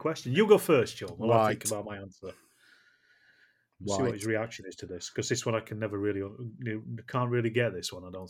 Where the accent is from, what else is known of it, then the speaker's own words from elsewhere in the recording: Yorkshire and the Humber, United Kingdom; I'm a Yorkshireman